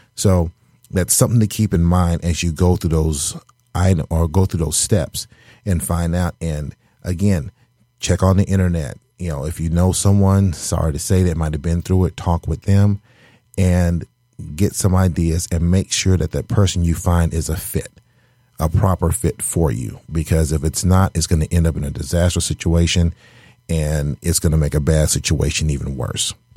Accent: the South, United States; now in Michigan, United States; I'm originally from the South

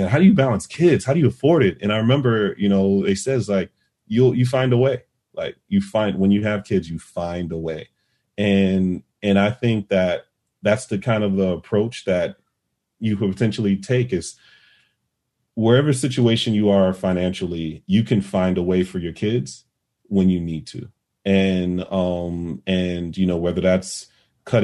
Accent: Vidalia, Georgia, United States; moved away; my hometown in Vidalia, Georgia. That's where I'm from.

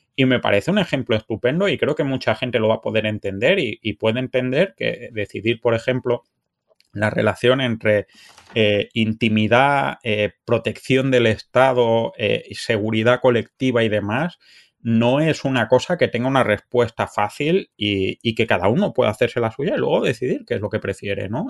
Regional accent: Cádiar, Andalusia, Spain; moved away as an adult; also born or lived in France; now in Canada; mi, familia es de un pueblo de la Alpujarra Granadina que se llama Cadiar

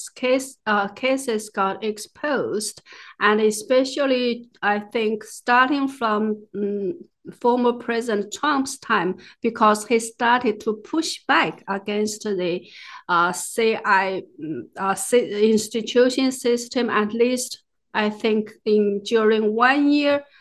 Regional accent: China; moved away; I grew up in the Cultural Revolution

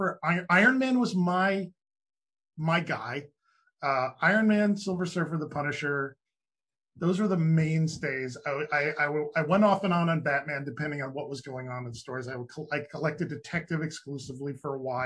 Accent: Victor, New York, United States; I'm from Victor

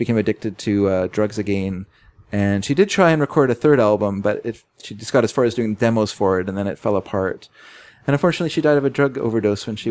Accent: United States; I am an American

